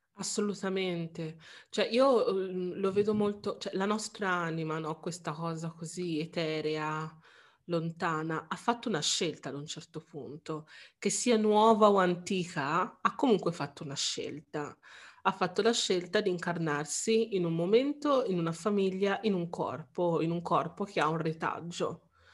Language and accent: Italian; Italy; essendo io nato in Italia